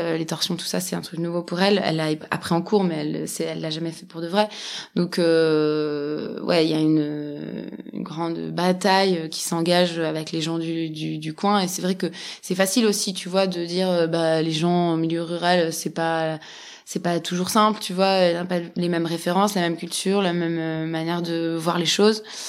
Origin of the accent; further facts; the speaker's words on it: Switzerland; moi, j'ai grandi en Suisse